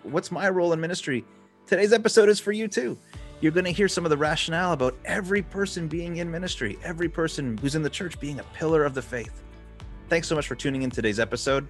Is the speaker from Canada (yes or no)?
yes; Quebec, Canada; I grew up in Canada, so and, and, specifically in Quebec